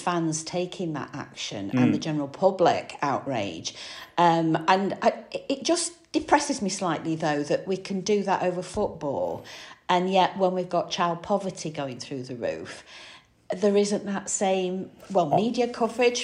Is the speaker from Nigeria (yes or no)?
no; Manchester, North West England, United Kingdom; moved away; I'm from Manchester originally.